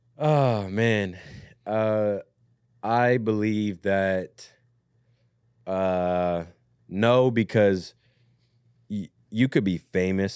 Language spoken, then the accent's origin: English; Southern Maryland, United States; moved away; I'm from Southern Maryland originally